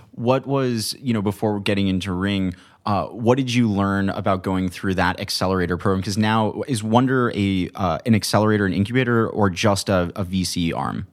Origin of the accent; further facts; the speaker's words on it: Manhattan Beach, California, United States; also from Manhattan Beach